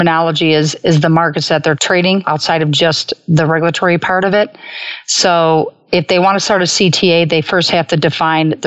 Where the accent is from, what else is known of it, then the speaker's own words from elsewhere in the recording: Chicago, Illinois, United States; I was fortunate growing up in the Gold Coast of Chicago